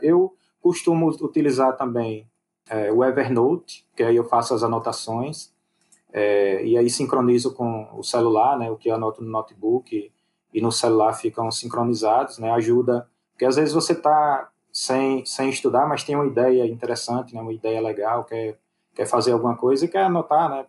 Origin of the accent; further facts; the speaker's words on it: Aracaju, Sergipe, Brazil; eu sou de Aracaju